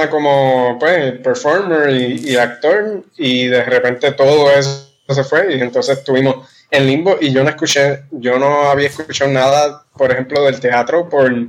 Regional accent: Trujillo Alto, Puerto Rico; yo soy de Trujillo, yo soy de Trujillo.

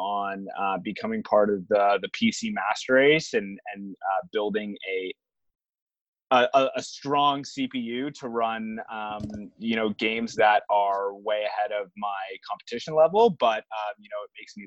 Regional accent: Toronto, Ontario, Canada; I'm Canadian, grew up, born and raised here in Toronto

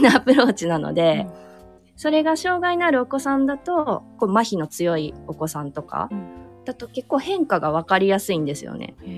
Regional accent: Aichi, Japan; moved away; also born or lived in Kyoto; 近くに私の実家があるのでその一室をちょっと使わせて今はもらってる

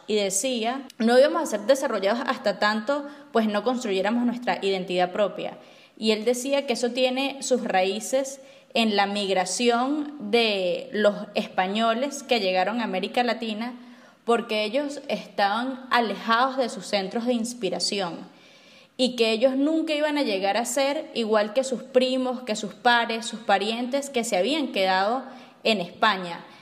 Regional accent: Barinas, Venezuela; moved away as an adult; also born or lived in United States; Yo crecí en Barinas

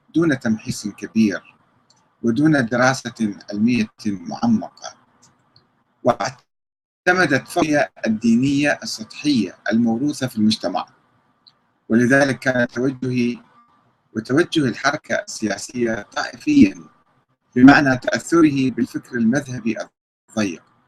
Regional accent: Iraq

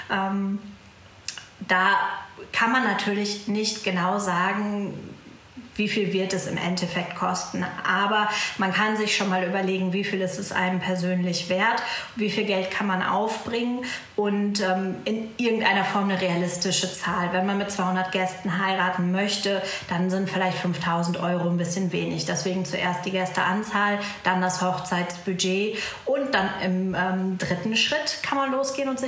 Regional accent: Münster, North Rhine-Westphalia, Germany; ich komme aus Münster

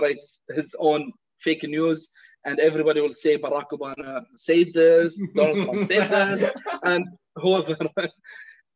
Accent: Kuwait; now in Bahrain; I'm from Bahrain, obviously. I don't know if you know that, but I have been raised in Kuwait.

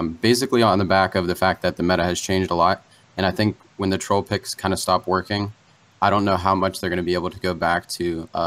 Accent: Warren, Ohio, United States; now in Akron, United States; I'm currently in Akron, home of LeBron James, but I am from Warren

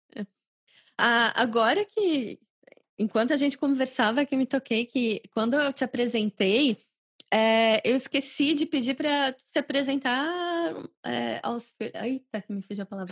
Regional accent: Brazil; moved away as an adult; quando eu saí do Brasil há 10 anos

